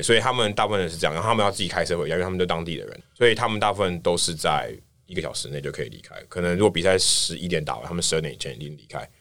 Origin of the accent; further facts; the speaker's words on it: Taiwan; moved away as an adult; now in United States; 台湾来的记者